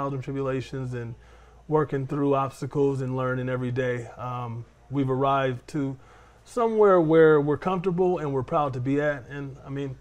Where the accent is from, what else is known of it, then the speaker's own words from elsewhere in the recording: Oakland, California, United States; moved away as an adult; now in Fresno, United States; I'm from Oakland, California. I came up to go to Fresno State